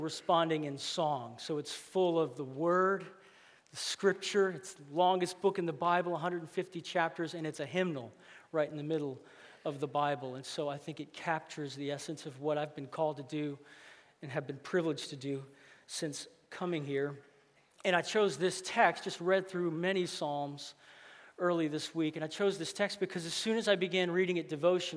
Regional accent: Louisiana, United States; I grew up here. It's my hometown

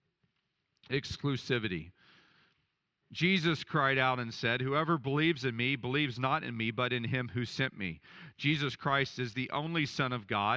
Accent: Dallas, Texas, United States; I grew up in Dallas where it was just so materialistic

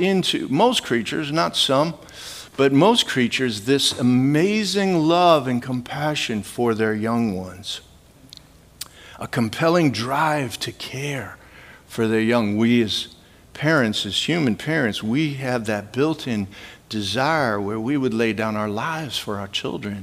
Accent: Midwest, United States; I grew up in the Midwest

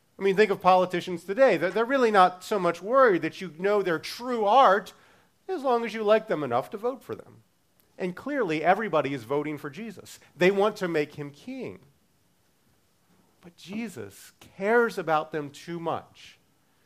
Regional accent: Baltimore, Maryland, United States; I'm from Baltimore

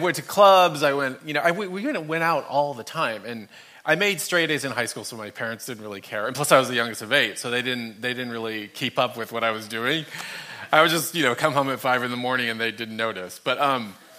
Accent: Dallas, Texas, United States; I grew up in Dallas, Texas, and I grew up in a Catholic family, youngest of eight kids

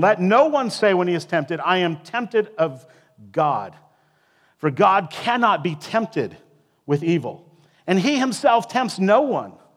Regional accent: Iowa, United States; moved away; also born or lived in Alaska / South Dakota / West Texas; I was raised in Iowa.

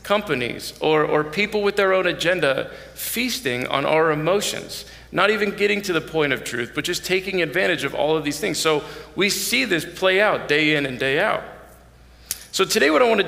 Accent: Erie, Pennsylvania, United States; I grew up in Erie, Pennsylvania

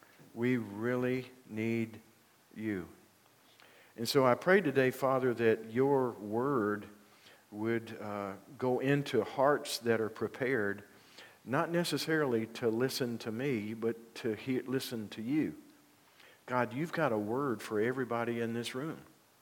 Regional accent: Union, United States; As they say in my hometown of Union, how y'all?

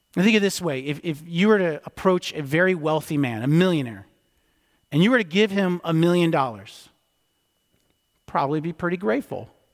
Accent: D.C., District of Columbia, United States; I grew up outside of Washington, D C

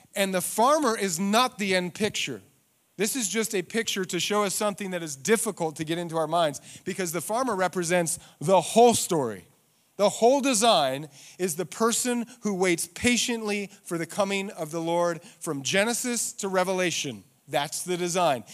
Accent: Eagle, Idaho, United States; I'm from Eagle, and when I grew up, Eagle was farms

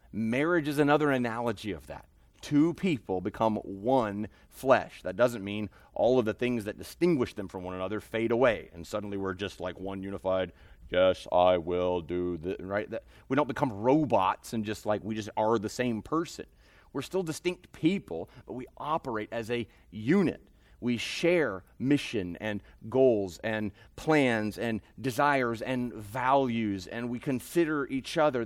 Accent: United States; as American sinners

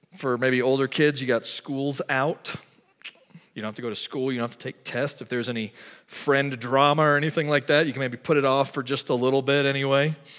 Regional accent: Texas, United States; moved away; I'm from Texas

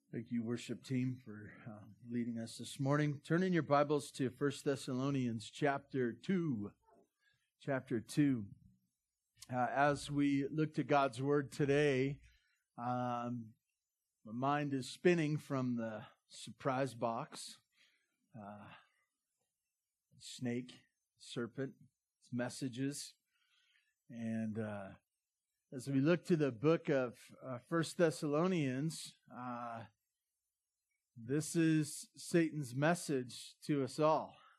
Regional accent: Santa Barbara, California, United States; now in Bear Valley Springs, United States; I grew up in Santa Barbara

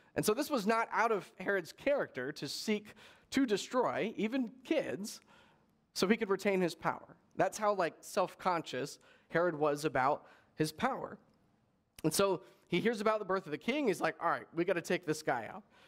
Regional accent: Palm Springs, California, United States; I grew up in Coachella Valley, so in Palm Springs kind of area, um, out in the desert there

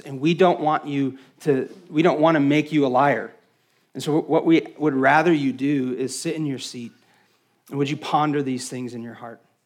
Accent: West Texas, United States; I'm from West Texas, where we don't really have trees, but my family is from upstate New York

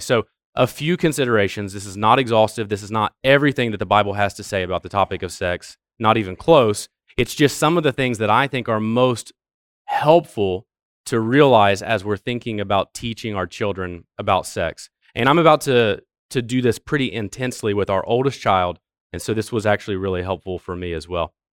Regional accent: Ohio, United States; moved away; I'm from Ohio

